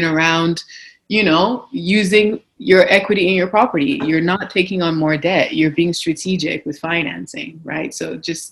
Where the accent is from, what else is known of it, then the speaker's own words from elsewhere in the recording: Nigeria; now in Canada; I didn't grow up in Canada. I grew up in Nigeria